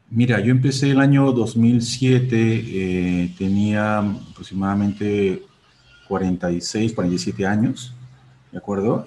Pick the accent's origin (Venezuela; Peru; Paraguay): Peru; mi país